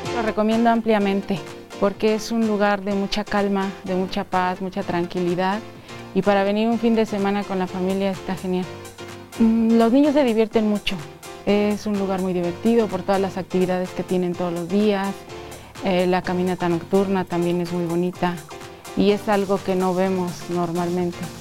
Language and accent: Spanish; Guanajuato, Mexico; Nosotros somos de Guanajuato, del estado de Guanajuato